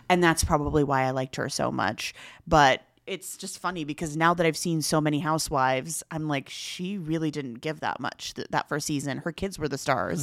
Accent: Inland Empire, California, United States; I grew up in the Inland Empire, just a hop, skip, and a freeway away from Orange County

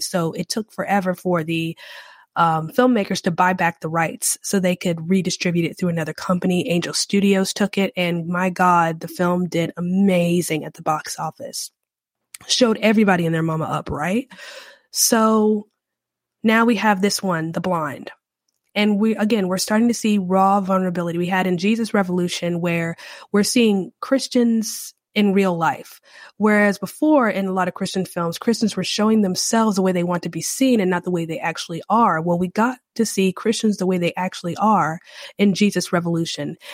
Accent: North Carolina, United States; also born or lived in Louisiana; now in New Orleans, United States; I do live in Louisiana, and I'm from North Carolina

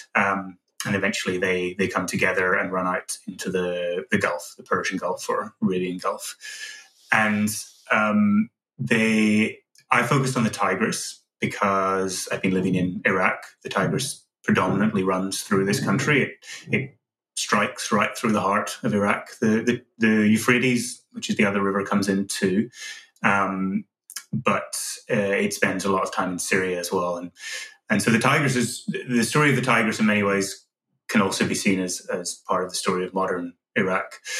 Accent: Northern Ireland, United Kingdom; growing up in Northern Ireland

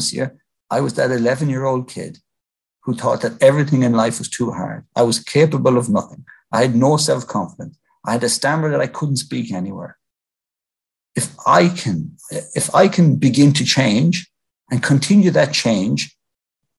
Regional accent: Ireland; As Irish Catholics

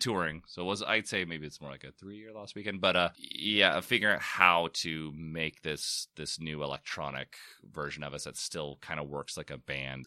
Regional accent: San Diego, California, United States; I'm, I'm from San Diego

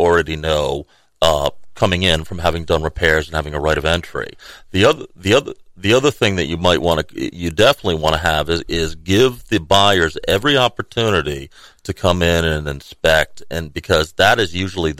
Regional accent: Rhode Island, United States; moved away as an adult; also born or lived in Washington, D.C.; now in Tallahassee, United States; I grew up in Rhode Island, so I'm a New England

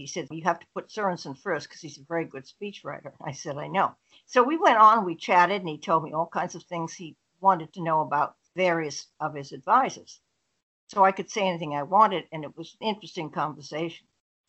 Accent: East of England, United Kingdom; I was at home where I grew up in Essex.

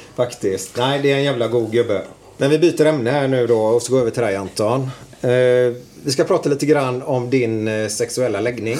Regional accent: Gothenburg, Västra Götaland, Sweden

